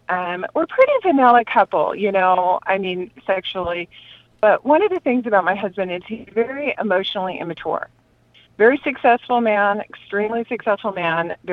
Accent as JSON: {"language": "English", "region": "Southern California", "country": "United States", "moved": "as an adult", "said": "I'm from Southern California"}